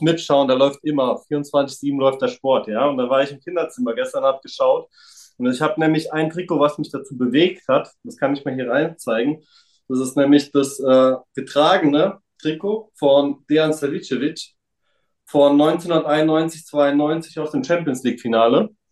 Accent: Frankfurt area, Hesse, Germany; also born or lived in Serbia (former Yugoslavia); also ich bin aus Raum Frankfurt, äh, Viertelstunde von Frankfurt entfernt, auch hier aufgewachsen, geboren tatsächlich nicht

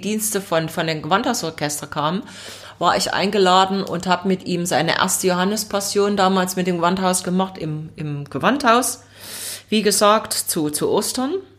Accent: Leipzig, Saxony, Germany; ich bin dort auch aufgewachsen im Leipziger Osten

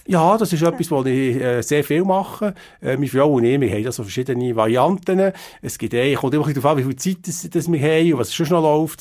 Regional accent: Biel, Bern, Switzerland; ich bin ein Bieler Kind

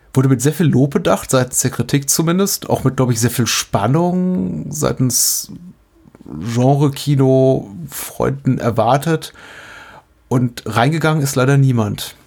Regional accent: Berlin, Germany; als, als Berliner

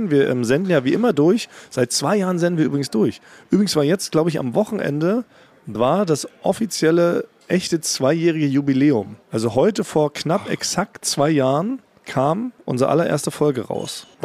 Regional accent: Berlin, Germany; born there

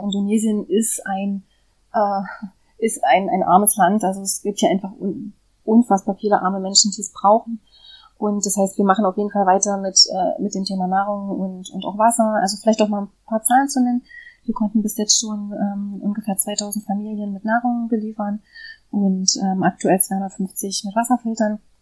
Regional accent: Germany; moved away; in Deutschland geboren zu sein, äh, in Deutschland aufgewachsen zu sein

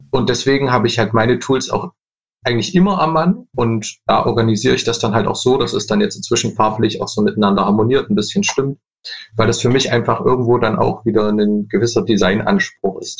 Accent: Leipzig, Saxony, Germany; ich komme aus Leipzig

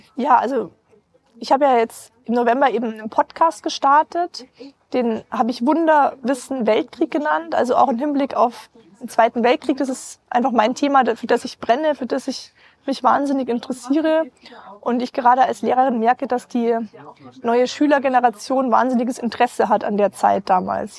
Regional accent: Rosenheim, Bavaria, Germany; ich bin gebürtige Rosenheimerin

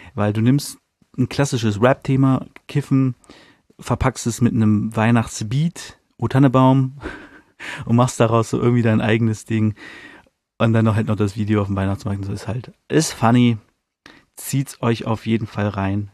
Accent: Hanover, Lower Saxony, Germany; als Hannoveraner

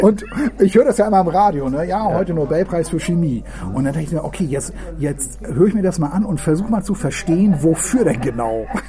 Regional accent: Hamburg, Germany; moved away as an adult; also born or lived in Lüneburg / Tuttlingen; now in Ravensburg, Germany; Ich bin ja draußen in Meindorf Berne aufgewachsen

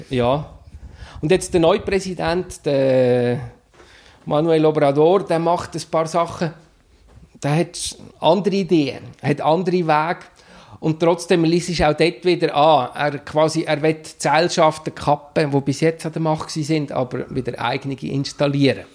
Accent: Steinhausen, Zug, Switzerland; moved away as an adult; also born or lived in Mexico / Spain; wieder in Steinhausen, im, im Dorf, wo ich aufgewachsen bin

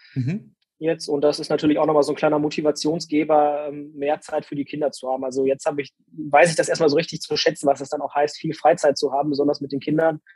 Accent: Castrop-Rauxel, North Rhine-Westphalia, Germany; also born or lived in Dortmund; in Castro Brauxel, in meiner Heimatstadt

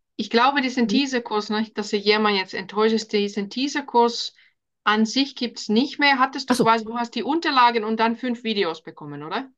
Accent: Finland; German is a second language; moved away as an adult; now in Germany; Ich bin ursprünglich aus Finnland wohne seit 2009 hier in Deutschland

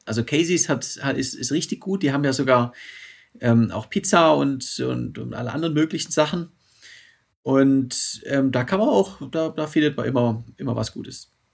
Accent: Stuttgart, Baden-Württemberg, Germany; in Stuttgart

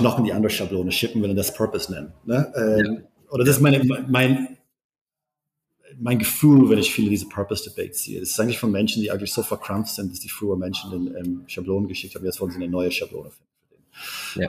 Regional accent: Berlin, Germany; Ich bin, ich bin Berliner

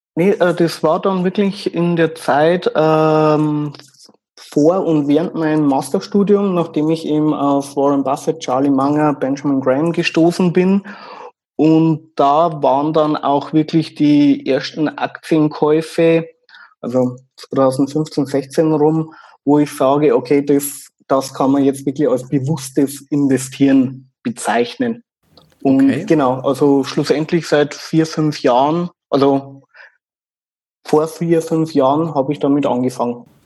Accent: Regensburg, Bavaria, Germany; accent: Bavarian dialect; ich komme aus Regensburg

